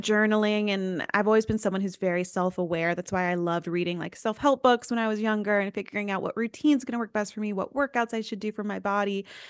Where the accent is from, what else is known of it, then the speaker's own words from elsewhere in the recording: East Tennessee, United States; I went to a small school, I'm from East Tennessee, so YouTube was not a thing